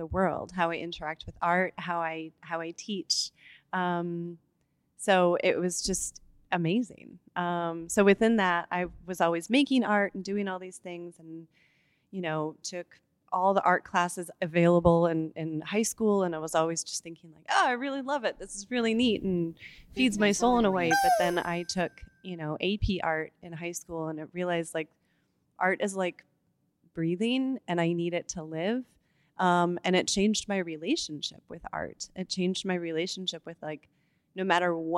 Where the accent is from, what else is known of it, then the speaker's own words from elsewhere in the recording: Michigan, United States; I grew up in Michigan